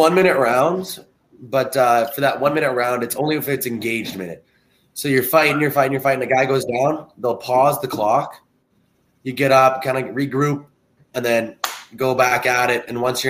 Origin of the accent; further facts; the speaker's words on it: Canada; also born or lived in British Columbia / Jamestown, North Dakota / Westlock, Alberta; the same as every Canadian kid, and the whole family loves it. So at some point, you put on the skates and start playing. Played some junior hockey out in BC, and then did my college out at the University of Jamestown in North Dakota.